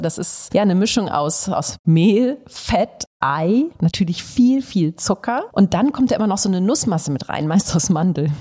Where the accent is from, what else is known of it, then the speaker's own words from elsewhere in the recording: Northern Germany, Germany; wir als Norddeutsche